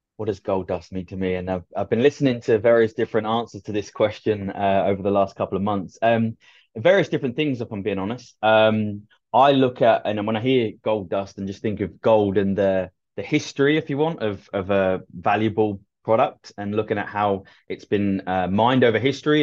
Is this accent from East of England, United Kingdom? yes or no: yes; Ipswich, East of England, United Kingdom; moved away as an adult; now in United States; I was just about to be scouted for playing football for my local team to transfer into Ipswich's then academy